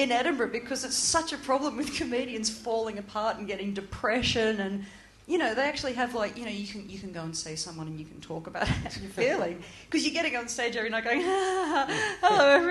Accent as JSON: {"language": "English", "country": "Australia", "tie": "born or raised there", "moved": "yes", "said": "growing up in Australia"}